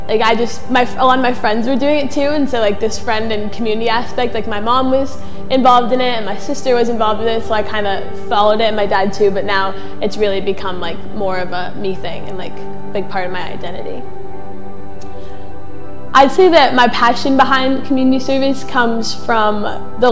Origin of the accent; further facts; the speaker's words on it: Mashpee, Massachusetts, United States; I grew up in Mashpee.